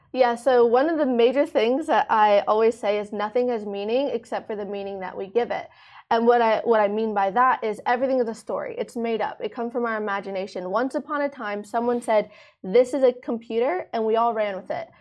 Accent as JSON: {"language": "English", "region": "Maryland", "country": "United States", "tie": "born or raised there", "moved": "as an adult", "lives_now": "Dubai, United Arab Emirates", "said": "I grew up in uh, Maryland in the United States"}